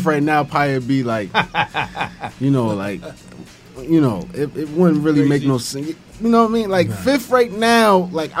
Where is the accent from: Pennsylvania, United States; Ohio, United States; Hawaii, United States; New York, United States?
New York, United States; New York City; I'm from the Bronx.